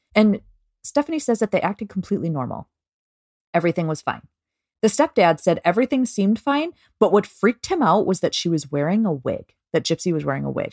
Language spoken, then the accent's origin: English; Minnesota, United States; we're from Minnesota